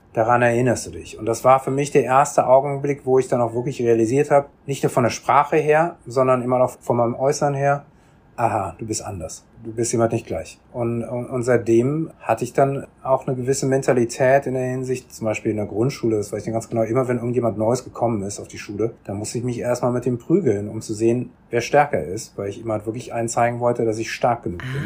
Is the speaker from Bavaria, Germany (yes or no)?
no; Bonn, North Rhine-Westphalia, Germany; moved away as an adult; now in South Korea; Ich bin in Bonn aufgewachsen